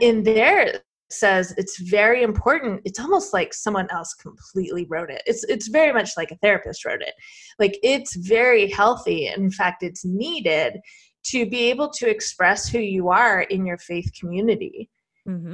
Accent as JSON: {"language": "English", "region": "Arizona", "country": "United States", "said": "I'm from Arizona."}